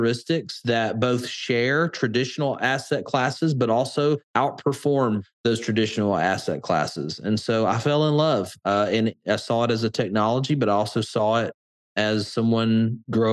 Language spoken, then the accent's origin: English; Birmingham, Alabama, United States; accent: Alabama; my Alabama accent. And I am a Southern guy, born and raised here in Alabama, Birmingham